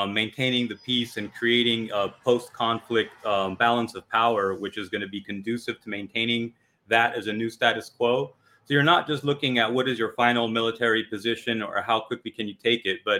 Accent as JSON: {"language": "English", "country": "United States", "said": "as an American"}